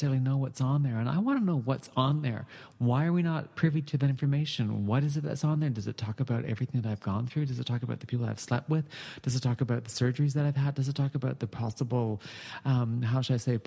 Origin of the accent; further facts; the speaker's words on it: Canada